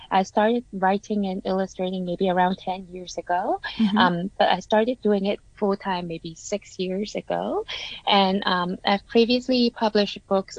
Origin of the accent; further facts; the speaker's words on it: Canada; now in Hong Kong; I grew up in Canada and then I came back to Hong Kong, like a bit of everywhere.